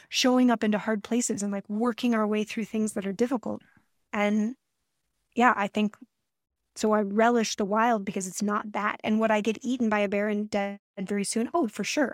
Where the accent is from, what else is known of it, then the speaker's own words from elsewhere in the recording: Colorado, United States; now in Alaska, United States; I grew up in Colorado